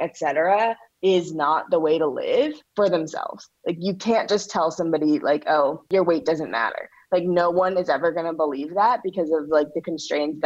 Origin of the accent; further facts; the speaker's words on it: St. Louis, Missouri, United States; I'm from St. Louis, where the birth of the Black Lives Matter movement was